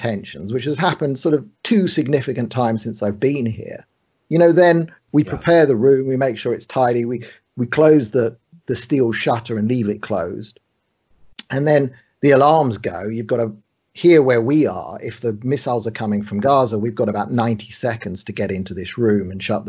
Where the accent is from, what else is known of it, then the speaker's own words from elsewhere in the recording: London, United Kingdom; moved away as an adult; now in Tel Aviv, Israel; I grew up in London